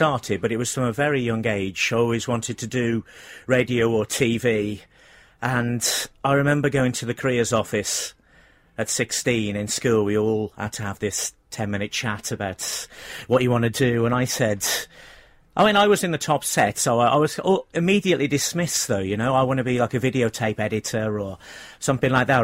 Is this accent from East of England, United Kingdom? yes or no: no; Cannock, West Midlands, United Kingdom; moved away as an adult; also born or lived in Pontypridd; I'm from Cannock in Staffordshire, by the way. I lived there till I was 18